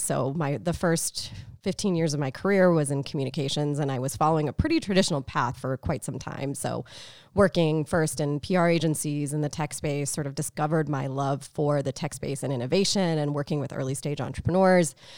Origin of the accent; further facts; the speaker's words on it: Tucson, Arizona, United States; moved away; also born or lived in Boston; I grew up in Tucson, so small city